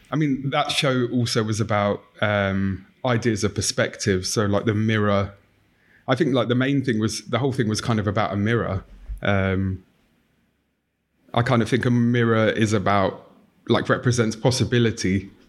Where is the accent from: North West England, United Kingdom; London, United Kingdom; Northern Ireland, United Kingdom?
London, United Kingdom; I grew up in North London